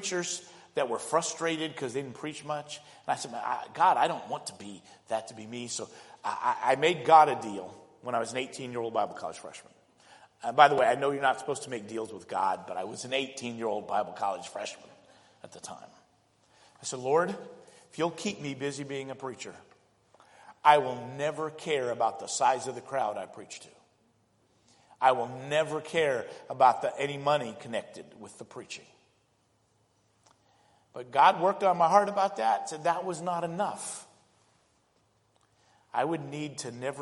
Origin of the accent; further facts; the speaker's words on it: Indianapolis, Indiana, United States; they moved, ended up living in inner city Indianapolis